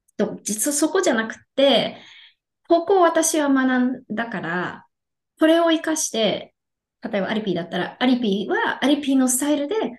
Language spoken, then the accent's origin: Japanese; Yokohama, Kanagawa, Japan; now in Texas, United States; 出身は横浜で、今は、えっ、と、テキサスに住んでいるんですね。